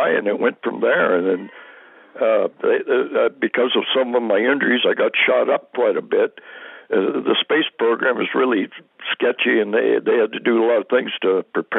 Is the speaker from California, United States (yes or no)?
yes; San Joaquin Valley, California, United States; also born or lived in Whittier, California; we moved up to the San Joaquin Valley, and I pretty much grew up there